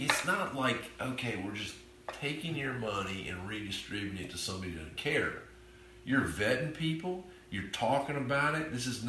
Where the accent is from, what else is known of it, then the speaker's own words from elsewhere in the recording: Florida, United States; So I used to think, I grew up on Eglin Air Force Base.